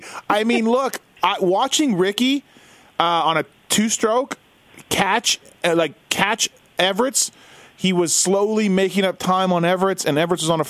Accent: Canada; as a Canadian

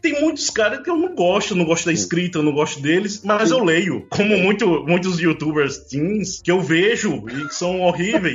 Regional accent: João Pessoa, Paraíba, Brazil; eu sou de João Pessoa, né, da Paraíba.

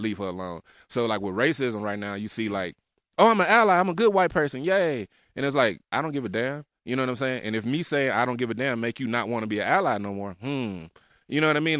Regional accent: Memphis, Tennessee, United States; also born or lived in Salt Lake City; I'm from South Memphis. I was raised in the trenches

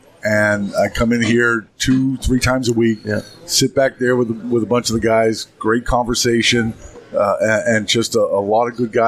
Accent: Boston, Massachusetts, United States; moved away as an adult; now in Newburyport, United States; I grew up in Boston, lived in Boston forever, and 2 years ago, me and the girlfriend decided to get out of Boston.

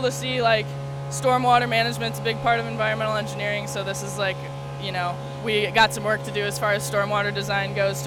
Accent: Michigan, United States; now in Waterbury Center, United States; I'm originally from Michigan, living in Waterbury Center, Vermont

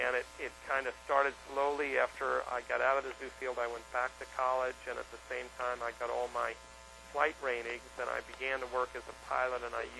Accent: Northeast, United States; I grew up in the Northeast

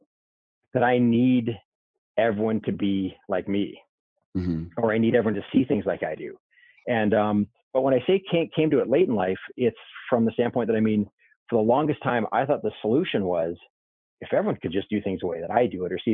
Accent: Canada; born or raised there; moved away

